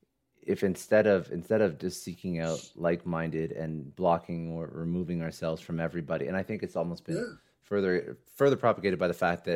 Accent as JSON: {"language": "English", "country": "Canada", "also_born_or_lived": "Toronto", "said": "I'm actually Canadian"}